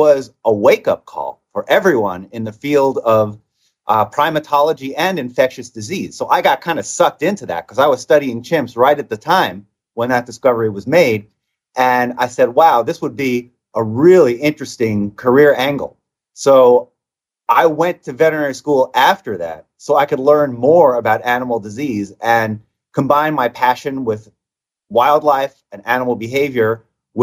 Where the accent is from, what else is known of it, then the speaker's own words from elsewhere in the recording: Stamford, Connecticut, United States; moved away; I grew up on the East Coast in Connecticut